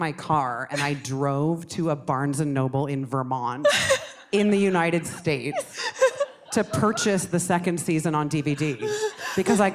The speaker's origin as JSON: {"language": "English", "country": "Canada", "said": "I'm from Canada"}